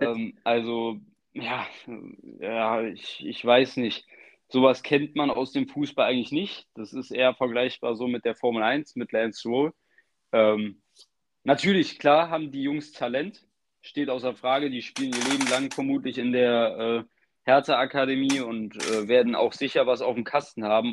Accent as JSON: {"language": "German", "country": "Germany", "said": "als Deutscher"}